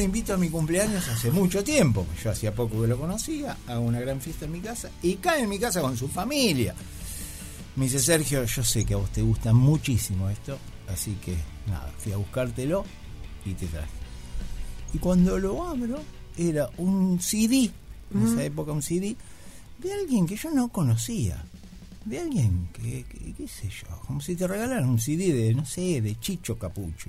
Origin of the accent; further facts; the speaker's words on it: Mar del Plata, Buenos Aires Province, Argentina; moved away; yo vengo de Mar del Plata